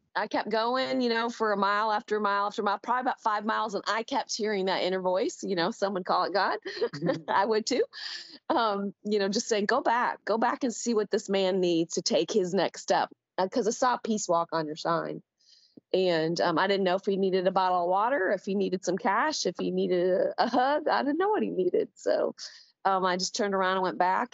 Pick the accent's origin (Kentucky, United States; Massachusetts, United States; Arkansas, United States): Arkansas, United States; Little Rock; I am from uh, Little Rock, Arkansas